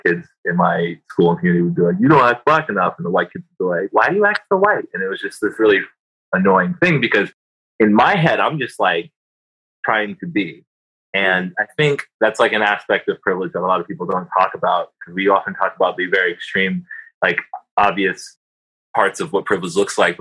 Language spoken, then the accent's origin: English; Atlanta, Georgia, United States; now in Seattle, United States; I'm from Atlanta, Georgia. I grew up there. I lived there since I was like 7